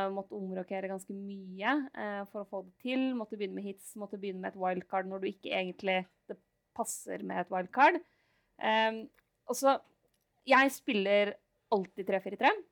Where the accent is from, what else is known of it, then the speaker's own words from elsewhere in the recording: Lillehammer, Innlandet, Norway; moved away; hjemme på Lillehammer